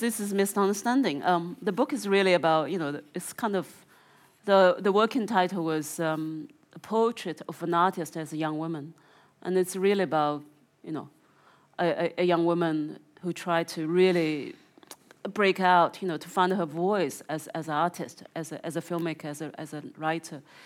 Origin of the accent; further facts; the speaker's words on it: Zhejiang, China; moved away; my province is called the Zhejiang province